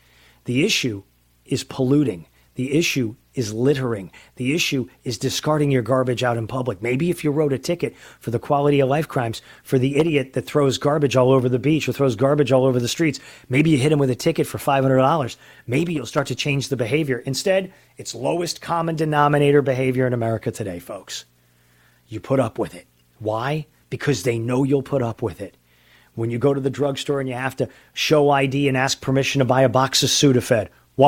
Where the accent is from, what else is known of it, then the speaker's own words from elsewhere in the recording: San Diego, California, United States; from San Diego